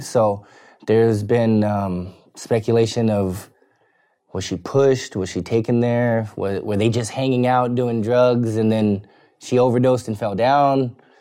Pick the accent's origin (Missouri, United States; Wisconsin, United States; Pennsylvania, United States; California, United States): California, United States; Bakersfield; I was born in Bakersfield, California